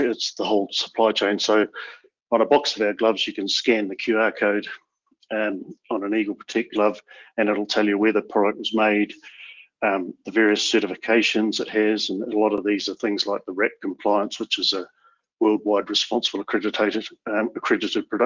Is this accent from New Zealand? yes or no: yes; New Zealand; My home country of New Zealand